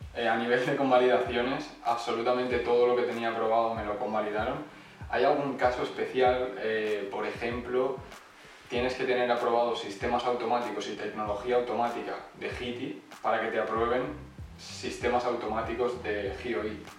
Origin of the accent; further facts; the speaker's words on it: Elche, Valencian Community, Spain; moved away as an adult; now in Switzerland; soy de Elche, aunque fui a Valencia a estudiar